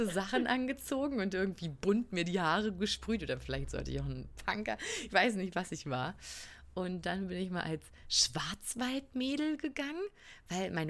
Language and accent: German; North or East Germany, Germany; wir sind halt, wir kommen halt aus dem Norden oder Osten, wo, wo man das nicht mehr groß feiert. Sind nicht katholisch.